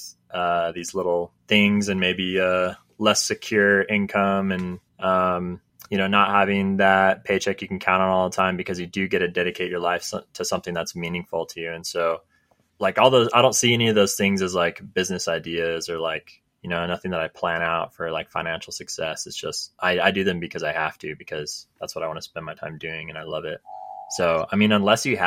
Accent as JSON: {"language": "English", "region": "California", "country": "United States", "moved": "yes", "lives_now": "Utah, United States", "said": "I'm from California"}